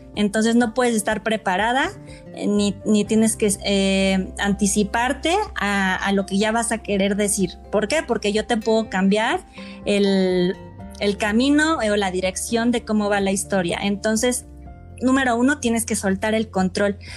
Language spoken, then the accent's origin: Spanish; Mexico; soy mexicana